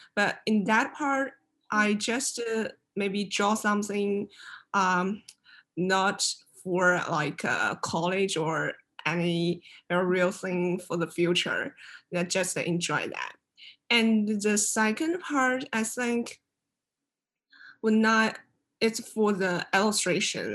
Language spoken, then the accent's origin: English; China; moved away as an adult; now in Savannah, United States; I come from China. Now I'm studying illustration in Savannah College of Art and Design